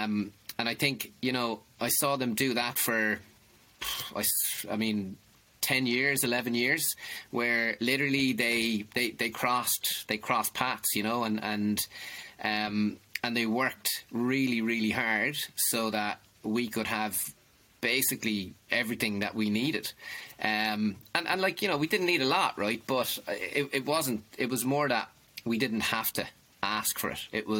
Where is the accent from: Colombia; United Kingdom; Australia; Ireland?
Ireland; Limerick, Munster; born there; I was born in Limerick City. I probably don't sound like it now because I've been I've been gone out of it since May of 99. Born in Limerick City, 1974.